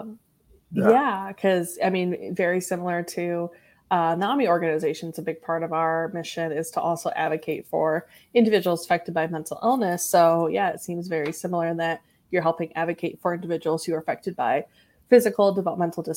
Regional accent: Northwest Ohio, United States; I have been born and raised in Northwest Ohio, and I do enjoy living here.

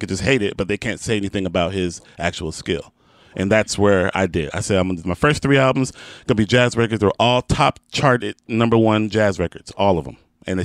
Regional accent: Houston, Texas, United States; I'm from Houston.

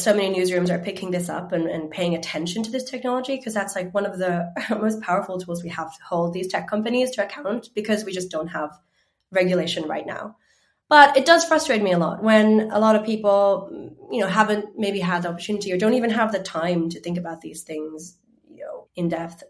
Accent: Finland; And I grew up in Finland, but I'm half Chinese

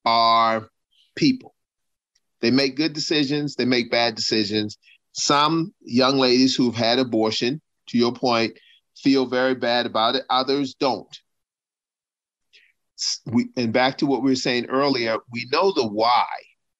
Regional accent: United States; But also I'm an American, and also I'm a Christian, and I'm also a good-looking, slim and trim black guy.

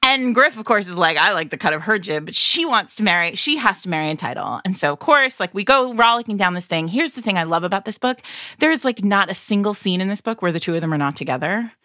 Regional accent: New England, United States; I'm from New England

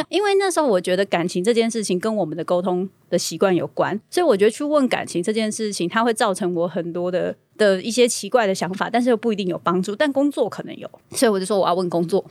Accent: Taiwan; 我们台湾人这种朴实，然后要靠自己的性格

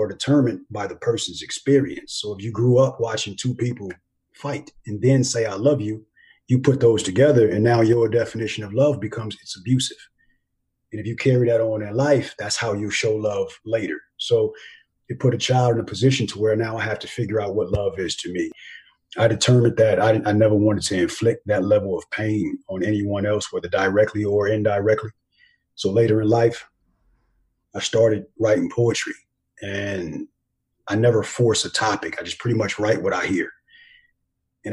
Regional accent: Los Angeles, California, United States; moved away as an adult; also born or lived in Germany / Honduras / Korea; Grew up in Los Angeles, California.

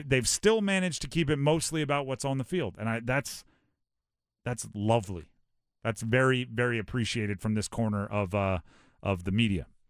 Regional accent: Hawaii, United States; I grew up in Hawaii.

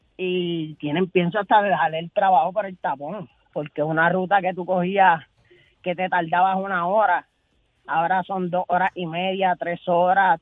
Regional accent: Barranquitas, Puerto Rico; yo soy de acá de Barranquita

